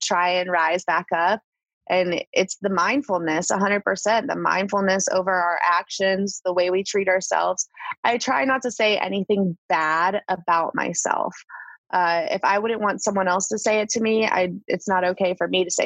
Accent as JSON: {"language": "English", "region": "Northeastern Ohio", "country": "United States", "tie": "born or raised there", "moved": "yes", "lives_now": "Charlotte, United States", "said": "I grew up in Northeastern Ohio"}